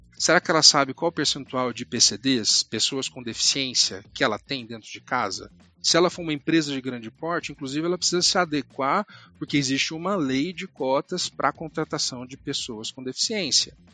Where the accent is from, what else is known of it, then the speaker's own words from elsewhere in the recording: Uberlândia, Minas Gerais, Brazil; moved away; eu sou natural de Uberlândia, interior de Minas Gerais